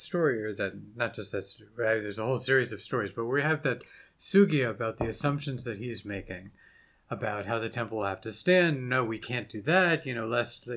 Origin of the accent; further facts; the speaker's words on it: Virginia, United States; I grew up in Virginia